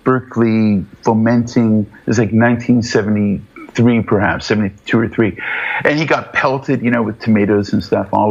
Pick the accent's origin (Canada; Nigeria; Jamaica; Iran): Canada; Toronto, Ontario; moved away as an adult; now in Western Canada; I'm from back east. I'm from Toronto, mainly